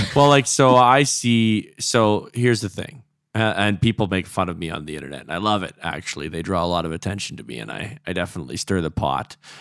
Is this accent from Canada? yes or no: yes; Alberta, Canada; I was born in, in Alberta